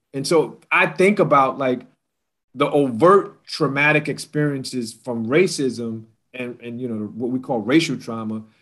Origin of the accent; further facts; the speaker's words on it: New York City, New York, United States; I grew up in New York City as a 17 year old